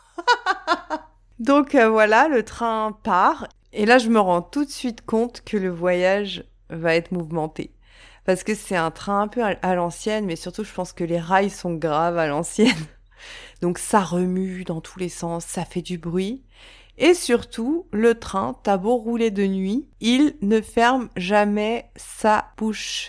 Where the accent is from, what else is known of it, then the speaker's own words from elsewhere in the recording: France; je suis née, j'ai grandi en France